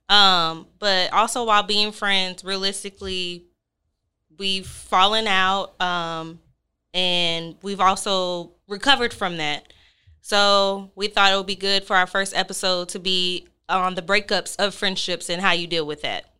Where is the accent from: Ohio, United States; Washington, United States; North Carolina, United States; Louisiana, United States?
Louisiana, United States; New Orleans; now in Dallas, United States; I'm from New Orleans. I've been living in Dallas